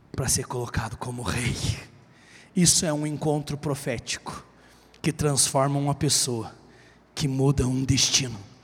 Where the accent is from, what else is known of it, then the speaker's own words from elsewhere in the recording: Guarapuava, Paraná, Brazil; Eu sou filho de um baiano com a cearense que vieram tentar a vida no sul, e eu já nasci em Guarapuava